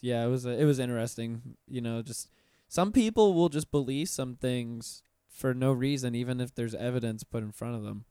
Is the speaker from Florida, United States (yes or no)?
yes; Pensacola, Florida, United States; I'm from Pensacola up north